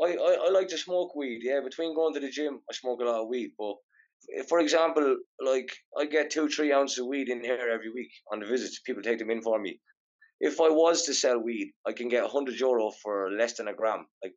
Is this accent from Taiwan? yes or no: no; just outside Dublin, Leinster, Ireland; accent: Irish; I'm Irish. I'm from just outside Dublin.